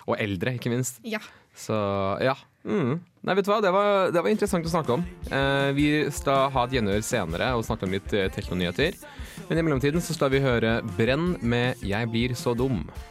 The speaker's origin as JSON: {"language": "Norwegian", "town": "Bærum", "region": "Akershus", "country": "Norway", "moved": "yes", "said": "jeg kommer fra Bærum"}